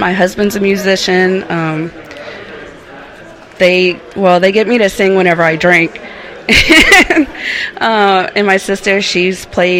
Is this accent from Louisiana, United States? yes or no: yes; Cajun Acadiana, Louisiana Gulf coast, United States; There is more south. That's where I'm from, like on the line next to the Gulf.